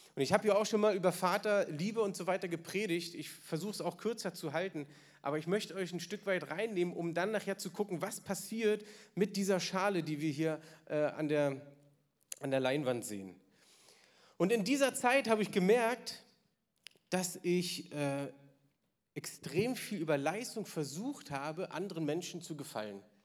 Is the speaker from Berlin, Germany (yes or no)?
yes; Berlin, Germany; ich bin im Osten aufgewachsen